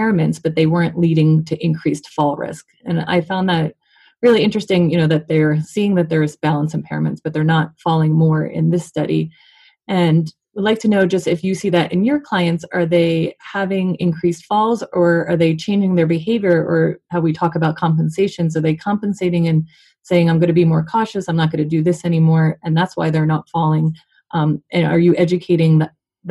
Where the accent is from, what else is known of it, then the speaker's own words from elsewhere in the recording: Colorado, United States; we're both from Colorado